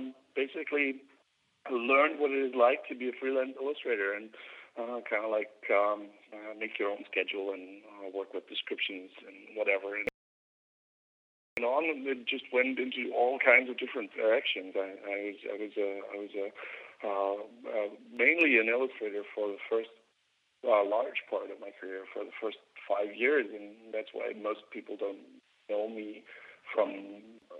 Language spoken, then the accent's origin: English; Germany; moved away as an adult; also born or lived in United States; I was born in Germany, and I grew up here until I was 17 years old